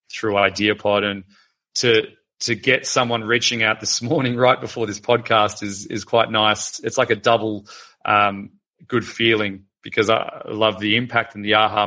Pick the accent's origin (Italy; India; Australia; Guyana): Australia; Melbourne, Victoria; I'm from Melbourne in Australia